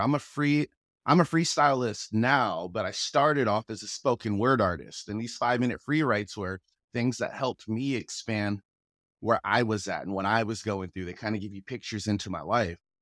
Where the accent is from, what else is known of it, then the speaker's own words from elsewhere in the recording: Federal Way, Washington, United States; accent: Federal Way; I grew up in Federal Way, went to Federal Way High School